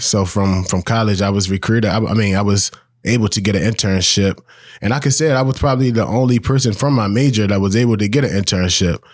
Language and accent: English; Baltimore, Maryland, United States; I'm born, raised, bred in Baltimore.